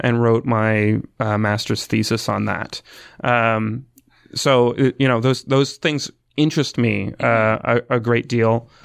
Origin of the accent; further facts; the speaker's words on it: Emeryville, Ontario, Canada; I'm from Essex County. I live, grew up in a small town called Emeryville